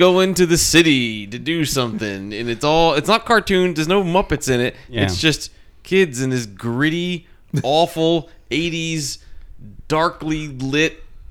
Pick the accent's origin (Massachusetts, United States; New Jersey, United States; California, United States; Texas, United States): New Jersey, United States; I grew up in Jersey